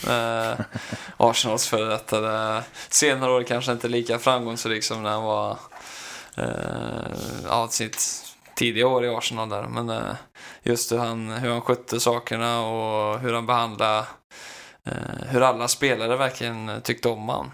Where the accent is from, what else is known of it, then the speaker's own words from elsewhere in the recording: Skövde, Västra Götaland, Sweden; moved away; jag är tillbaka hemma i Skövde